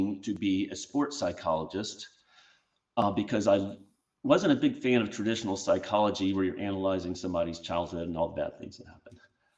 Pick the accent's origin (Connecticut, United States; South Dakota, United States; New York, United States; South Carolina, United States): South Carolina, United States; Charleston; my hometown of Charleston, South Carolina